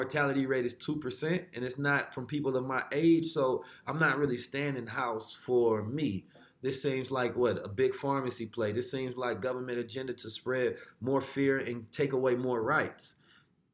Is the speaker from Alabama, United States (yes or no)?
no; Oakland, California, United States; also born or lived in St. Louis, Missouri; I was born in the show me state. I was raised in California, the Golden State